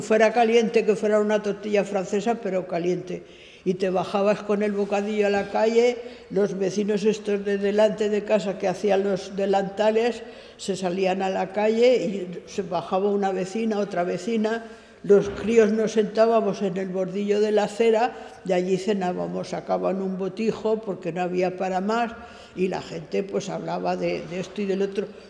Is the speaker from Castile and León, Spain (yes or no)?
no; Valencia, Valencian Community, Spain; moved away as an adult; now in Formentera, Spain; nací en València, la ciutat, el 11 del 12 del 41